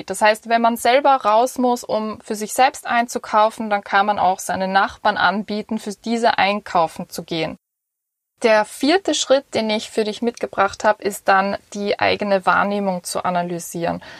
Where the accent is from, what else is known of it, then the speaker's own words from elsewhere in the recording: Vienna, Austria; Und zwar ich bin als Wienerin einfach in einer Gesellschaft aufgewachsen, ähm, wo es sehr ums Individuelle geht